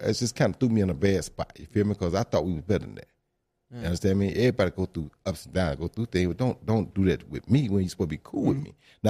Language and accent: English; the South, United States; I'm from the South.